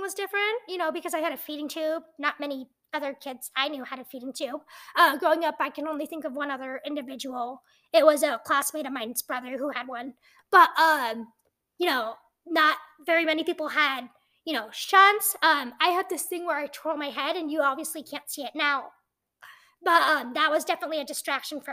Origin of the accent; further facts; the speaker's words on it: Montana, United States; I was born in Montana